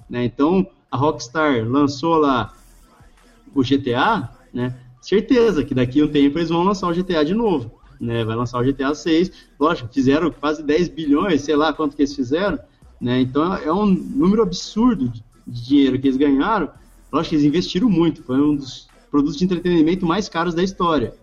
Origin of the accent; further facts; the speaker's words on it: Brazil; A gente, como brasileiro